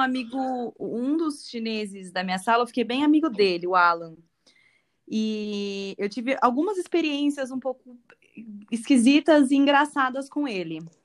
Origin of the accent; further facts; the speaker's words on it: Brazil; eu sou bem brasileira